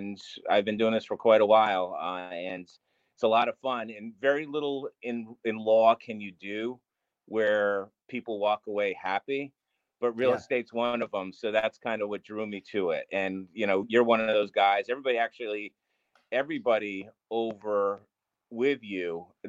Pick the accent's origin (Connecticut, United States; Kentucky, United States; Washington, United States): Connecticut, United States; New London; I'm from New London, and where I don't think there's a more diverse town in the country